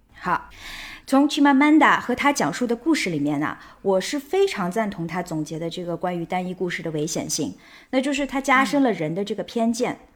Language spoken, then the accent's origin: Chinese; Shanghai, China; also born or lived in Lanzhou, Gansu; 我出生在上海，我童年的绝大多数生活是在上海。 但同时呢，我还有另外一个身份呢，就是知青子女嘛。所以我也曾经跟着父母在甘肃兰州生活过